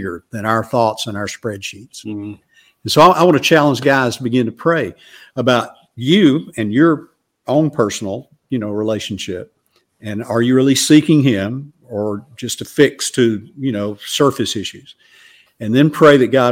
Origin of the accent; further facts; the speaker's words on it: Alabama, United States; growing up in Alabama